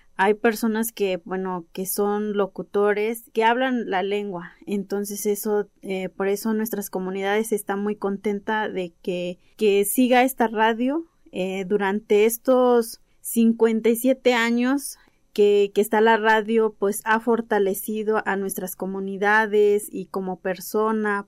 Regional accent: Atixtaca, Veracruz, Mexico; Yo soy de aquí de Atixtaca, municipio de Zacualpan, Veracruz

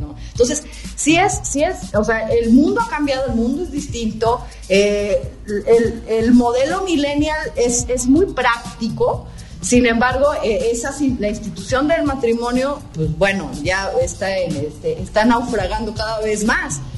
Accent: Puebla, Mexico; aquí en Puebla, que somos conservadores con los chiles en nogada y somos conservadores con todo

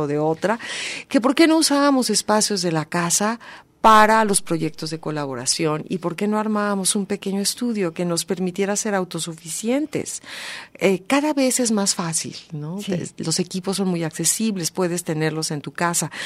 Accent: Mexico; Como mexicanos contemporáneos, que somos el resultado de esa mezcla

